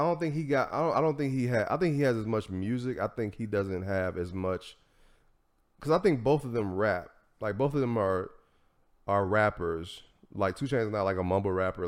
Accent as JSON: {"language": "English", "region": "Tennessee", "country": "United States", "said": "I'm from Tennessee"}